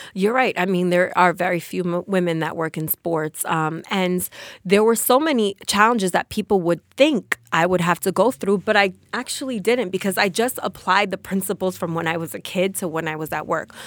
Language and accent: English; Passaic, New Jersey, United States; I am from Passaic, New Jersey